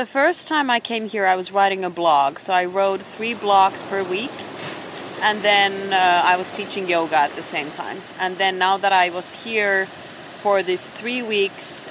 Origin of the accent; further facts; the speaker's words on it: Finland; moved away as an adult; also born or lived in Shanghai, China; now in Puerto Jimenez, Costa Rica; I was born in Finland, and that's what my passport still says. Um, so I was born and raised there by the Russian border